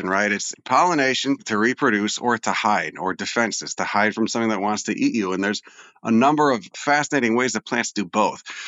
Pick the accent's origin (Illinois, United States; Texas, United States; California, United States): Illinois, United States; Chicago; where I grew up in Chicago, it was all suburban